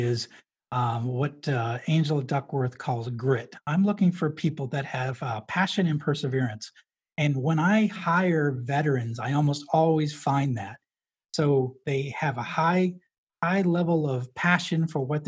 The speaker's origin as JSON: {"language": "English", "region": "New Hampshire", "country": "United States", "tie": "born or raised there", "said": "I grew up in New Hampshire."}